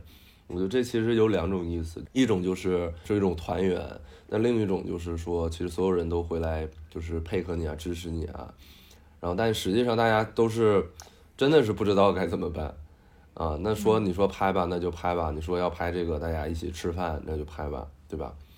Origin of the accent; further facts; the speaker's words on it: Northeast China, China; 因为我就是东北人嘛